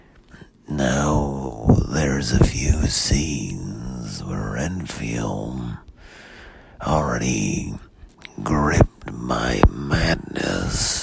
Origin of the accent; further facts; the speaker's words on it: Pomona, California, United States; I grew up in Pomona